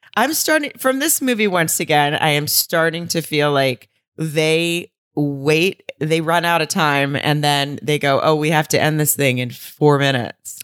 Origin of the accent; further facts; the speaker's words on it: the South, United States; I'm from the South.